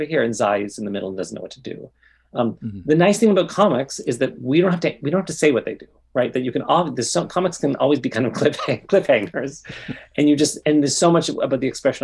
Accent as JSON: {"language": "English", "town": "Toronto", "region": "Ontario", "country": "Canada", "tie": "born or raised there", "said": "I grew up in Toronto."}